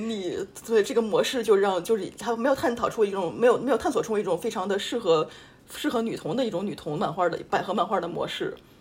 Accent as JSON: {"language": "Chinese", "region": "Tianjin", "country": "China", "moved": "yes", "lives_now": "France", "said": "我们都是天津人"}